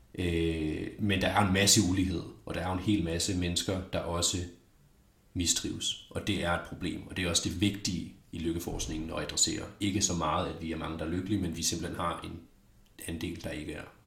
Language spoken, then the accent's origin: Danish; Denmark; som dansker